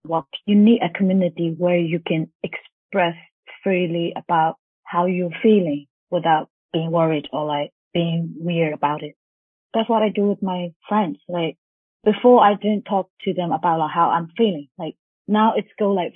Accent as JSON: {"language": "English", "country": "Myanmar", "first_language": "Burmese", "second_language": "English", "said": "English is not my first language, right? My mother language is Burmese."}